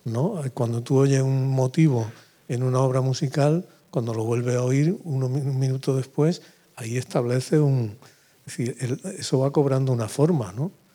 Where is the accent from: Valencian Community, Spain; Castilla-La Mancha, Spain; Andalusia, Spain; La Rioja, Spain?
Andalusia, Spain; Úbeda; moved away; yo vivía en Úbeda